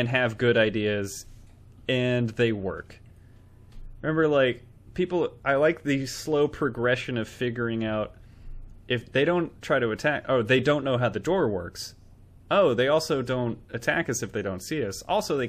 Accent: United States; we're American.

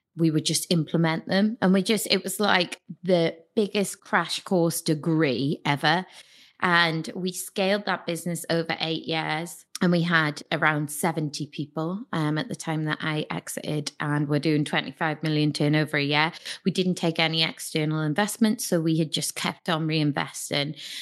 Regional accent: Newcastle upon Tyne, North East England, United Kingdom; I'm from Newcastle, th, uh, the party city.

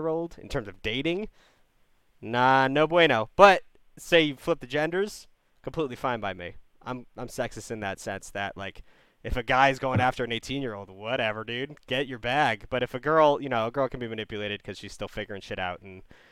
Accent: United States; I'm American

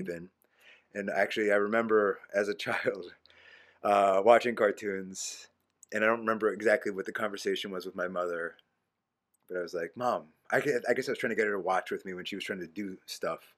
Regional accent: Havertown, Pennsylvania, United States; I lived in Havertown

